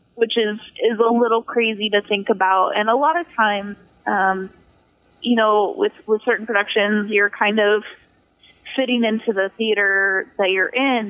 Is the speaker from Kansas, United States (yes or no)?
yes; Wichita, Kansas, United States; moved away as an adult; now in Las Vegas, United States; my first big theater job out of high school um, was being on a wardrobe crew in um, in my hometown